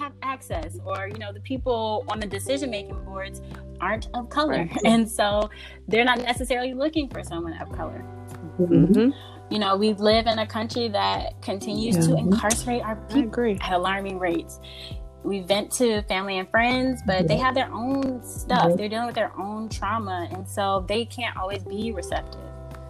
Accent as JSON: {"language": "English", "area": "Dinwiddie County", "region": "Virginia", "country": "United States", "tie": "born or raised there", "said": "I'm from a little county. Where are you from? Virginia, Dinwiddie County."}